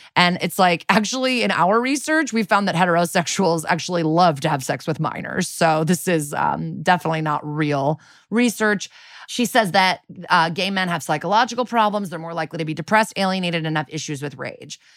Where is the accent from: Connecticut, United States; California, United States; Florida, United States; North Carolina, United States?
Connecticut, United States; in Connecticut where I grew up